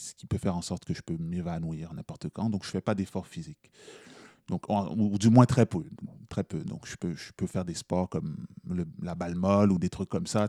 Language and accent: French; Montreal, Quebec, Canada; moi je suis né à Montréal. Euh, mes parents sont nés en Haïti, ils sont arrivés au Canada en 79